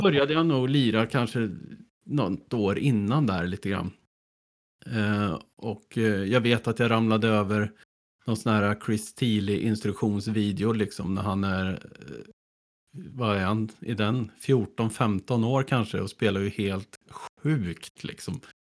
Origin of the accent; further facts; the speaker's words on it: Hällefors, Örebro County, Sweden; also born or lived in Östergötland; från början är jag från Östergötland, men jag var ju bara fem år när vi flyttade därifrån upp till, eh, till ett litet ställe som heter Hällefors, som ligger i Bergslagen